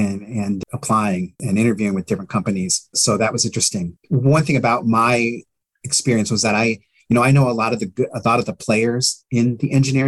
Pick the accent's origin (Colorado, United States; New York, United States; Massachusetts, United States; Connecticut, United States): Colorado, United States; Denver; moved away as an adult; now in Maryland, United States; I reside in Maryland. I've been out here for almost 6 years. I was a transplant from Denver, which I miss.